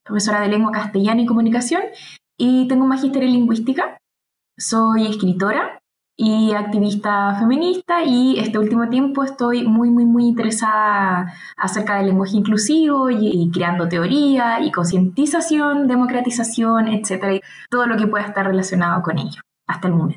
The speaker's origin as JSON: {"language": "Spanish", "country": "Chile", "said": "acá en mi país"}